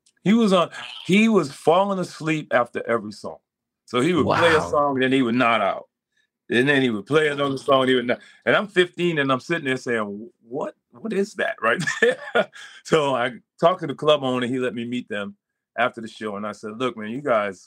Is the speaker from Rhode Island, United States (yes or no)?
yes; Providence, Rhode Island, United States; I'm from Providence, Rhode Island.